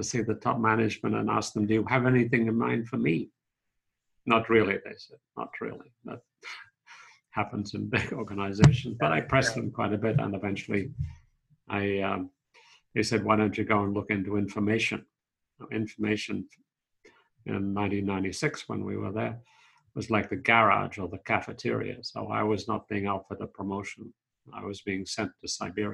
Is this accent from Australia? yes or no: yes; Sydney, New South Wales, Australia; moved away as an adult; also born or lived in Oxford; now in Washington, D.C., United States; Born in Sydney. I grew up there and I studied psychology and law at Sydney University